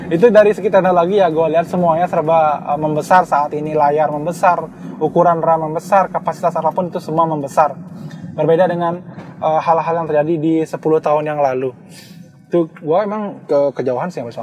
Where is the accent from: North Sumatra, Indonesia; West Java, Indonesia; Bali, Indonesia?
Bali, Indonesia; Karangasem; yang kita emban di Bali khususnya ya karena gue orang Bali asli dan gue orang Karangasem.